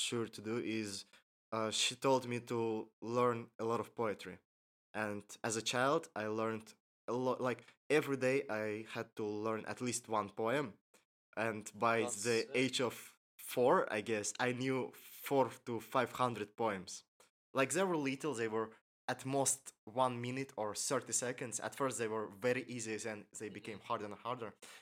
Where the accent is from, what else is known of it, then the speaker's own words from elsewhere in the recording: Baku, Azerbaijan; I was born here in Baku, and I've lived here all my life.